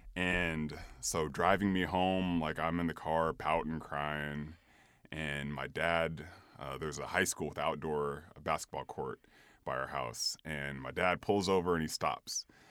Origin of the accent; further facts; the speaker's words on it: Sacramento, California, United States; originally I'm from Sacramento, California.